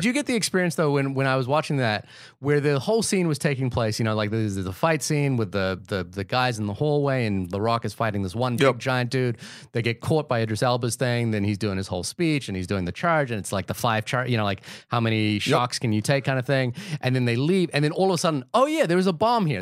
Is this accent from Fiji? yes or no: yes; Fiji; I'm from the Pacific Islands. You know, I was born in Fiji